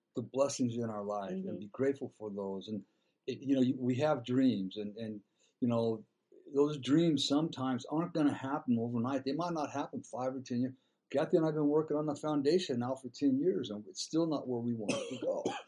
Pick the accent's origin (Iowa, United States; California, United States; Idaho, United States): California, United States; Dana Point; I grew up in Dana Point